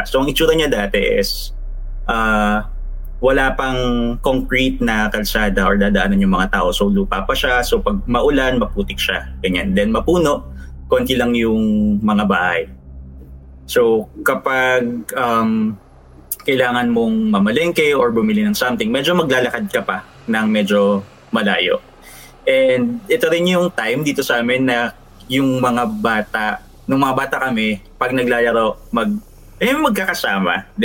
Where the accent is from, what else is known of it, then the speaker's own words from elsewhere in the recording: Antipolo, Rizal, Philippines; Okay naman. Medyo maulan dito sa Antipolo.